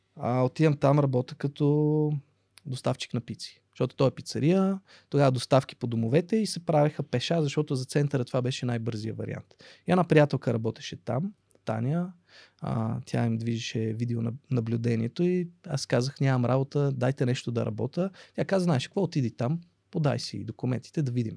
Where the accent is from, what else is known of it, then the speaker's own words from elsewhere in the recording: Sofia, Sofia City, Bulgaria; also born or lived in Russia; аз съм израснал в Борово. Борово беше по, в моето детство крайен квартал